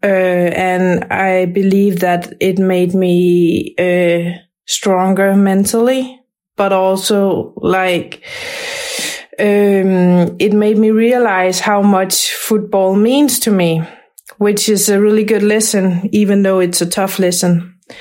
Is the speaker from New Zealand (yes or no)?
no; Brøndby, Capital Region of Denmark, Denmark; moved away; I grew up in in Brøndby, and um, that that feels like home